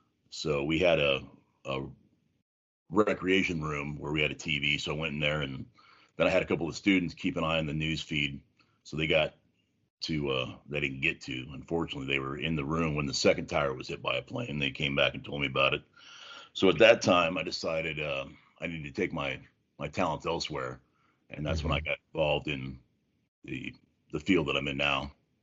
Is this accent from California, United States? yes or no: yes; San Jose, California, United States; No, I grew up in San Jose.